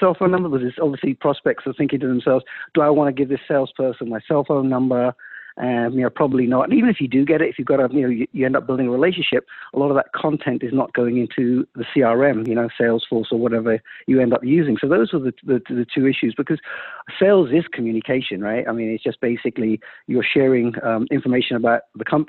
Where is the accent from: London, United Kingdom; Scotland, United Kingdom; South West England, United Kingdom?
London, United Kingdom; moved away as an adult; also born or lived in India; now in Silicon Valley, United States; I was born in India, moved to London when I was three